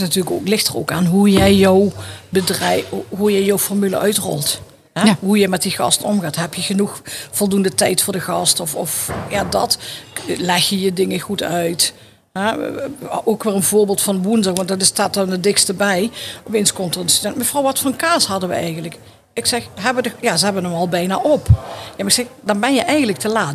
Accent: Netherlands; als Nederlanders

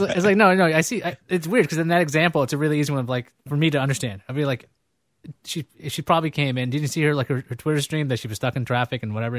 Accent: New York, United States; also born or lived in California; I grew up in Queens

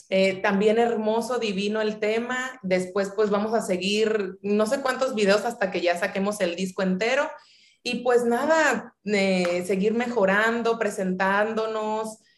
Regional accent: Guadalajara, Jalisco, Mexico; now in Sinaloa, Mexico; nací en Guadalajara, Jalisco. Mi madre es de aquí de Culiacán, Sinaloa.

